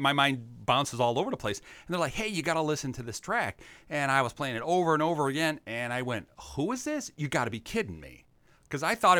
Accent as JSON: {"language": "English", "town": "Los Angeles", "region": "California", "country": "United States", "said": "Because also I'm from Los Angeles"}